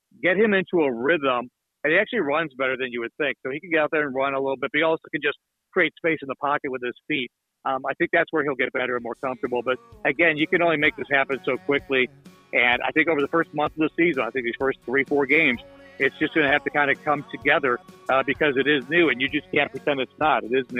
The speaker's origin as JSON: {"language": "English", "town": "Cleveland", "region": "Ohio", "country": "United States", "tie": "born or raised there", "said": "I grew up in Cleveland, watching the Browns more than most people do."}